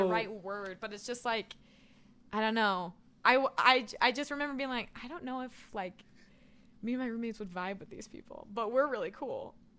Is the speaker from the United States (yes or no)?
yes; Andover, Kansas, United States; moved away as an adult; also born or lived in Topeka, Kansas / Wichita, Kansas / Brazil; Yeah. I was born in Topeka, Kansas, and then we moved to Wichita when I was like three.